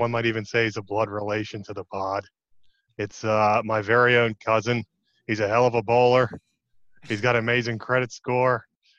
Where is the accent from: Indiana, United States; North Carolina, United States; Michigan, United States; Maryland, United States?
Maryland, United States; Yeah, I'm from Maryland.